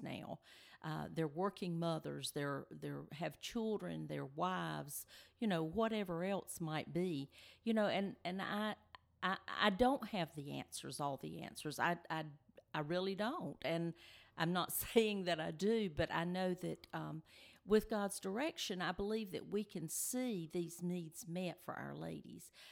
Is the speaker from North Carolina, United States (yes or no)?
yes; Benson, North Carolina, United States; we are originally from the Benson area, and uh, we're back home now. We live in, in Benson now